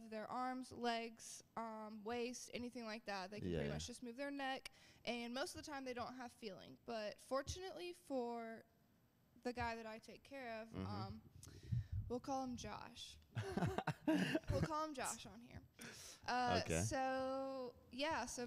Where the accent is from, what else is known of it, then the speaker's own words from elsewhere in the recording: Gainesville, Georgia, United States; I am from Gainesville, Georgia